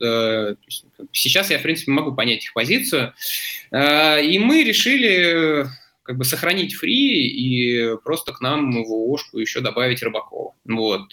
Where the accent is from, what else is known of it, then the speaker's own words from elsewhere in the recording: Zelenograd, Moscow, Russia; also born or lived in Vladivostok; моя основная локация – это Зеленоград, то есть, получается, здесь я вырос и учился